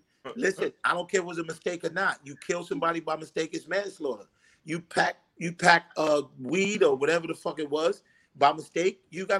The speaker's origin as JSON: {"language": "English", "country": "Honduras", "said": "tell them I'm Honduran. Me and Dick tell them we from Honduras."}